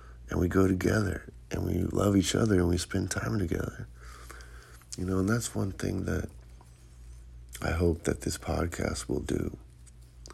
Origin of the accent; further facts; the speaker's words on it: Santa Cruz, California, United States; growing up in Santa Cruz